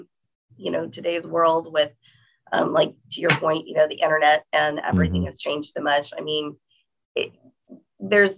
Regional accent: Texas, United States; I'm from Texas

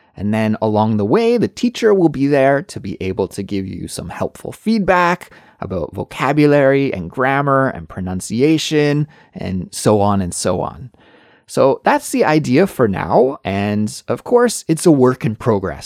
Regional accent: Kelowna, British Columbia, Canada; moved away as an adult; now in Seoul, South Korea; Kelowna is my hometown, but that I hadn't lived there for at least fifteen years

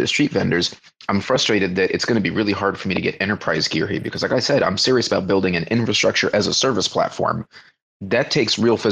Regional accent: Florida, United States; moved away as an adult; now in Indonesia; I come from Florida man, flat boy land.

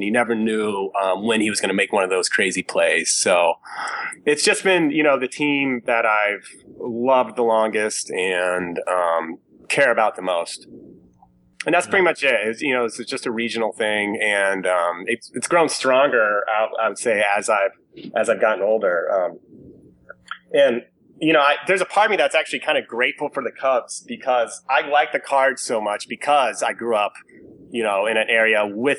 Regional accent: Lincoln, Illinois, United States; I grew up in Lincoln, Illinois

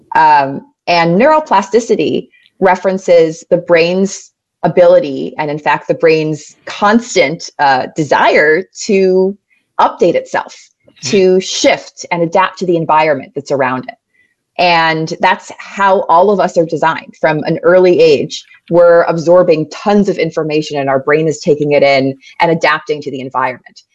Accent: New York City, New York, United States; I grew up in New York City. Uh, born and raised in Manhattan, New York

